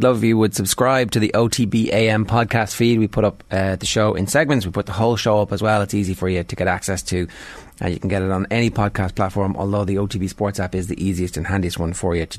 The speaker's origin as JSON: {"language": "English", "country": "Ireland", "said": "we're Irish males."}